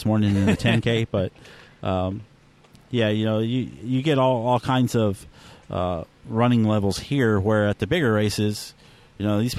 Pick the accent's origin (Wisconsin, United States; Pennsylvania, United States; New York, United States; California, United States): California, United States; Los Angeles; moved away as an adult; also born or lived in North Carolina; Born and raised in Los Angeles